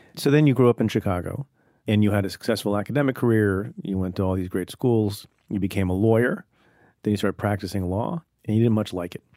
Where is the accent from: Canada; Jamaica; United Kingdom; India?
India; now in United States; I was born in India